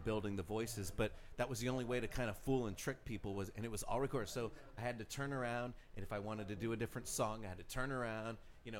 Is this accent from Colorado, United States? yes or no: yes; Colorado, United States; I'm from Colorado